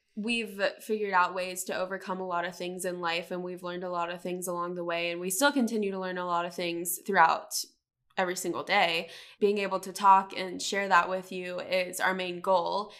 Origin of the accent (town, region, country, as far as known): Charlotte, North Carolina, United States; born or raised there